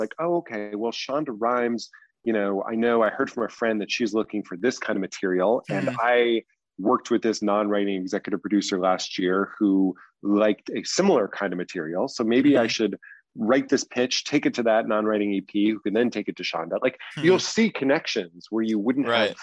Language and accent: English; East Coast, United States; also born or lived in Los Angeles; now in New York, United States; I grew up on the East Coast